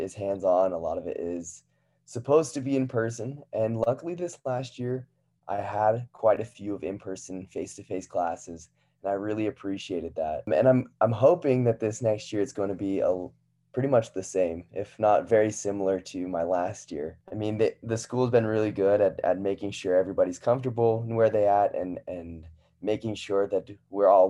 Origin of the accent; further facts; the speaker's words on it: St. George, Utah, United States; I'm originally from St. George, Utah